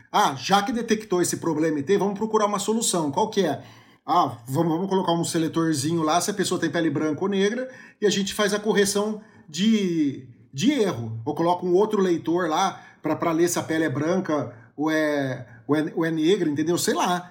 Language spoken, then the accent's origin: Portuguese; Brazil; a gente é brasileiro